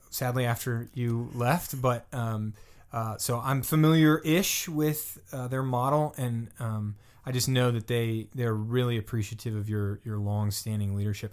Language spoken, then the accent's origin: English; the South, United States; now in Pittsburgh, United States; I'm from the South, so, you know, Lafayette is a big thing down there